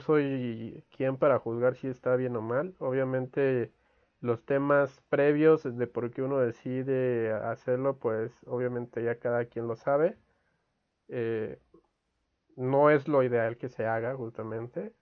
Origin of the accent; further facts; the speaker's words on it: Mexico; como mexicanos